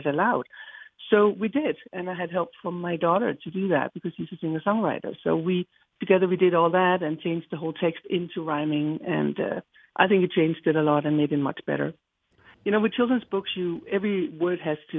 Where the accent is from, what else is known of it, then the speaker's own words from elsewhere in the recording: Denmark; moved away; I was just born and raised in Denmark